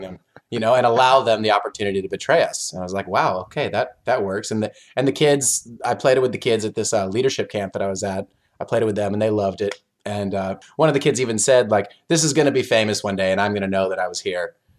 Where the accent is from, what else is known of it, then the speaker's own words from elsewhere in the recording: Oklahoma, United States; moved away as an adult; also born or lived in South Korea; now in Chicago, United States; I'm from Oklahoma. I've been in South Korea a while. I now live in Chicago.